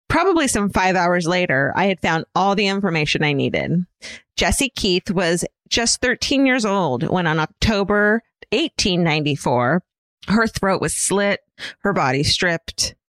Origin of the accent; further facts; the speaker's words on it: Listowel, Ontario, Canada; I'm from Listowel. The town that Letterkenny was based off of, from which the creator, Jared Kiso, hails.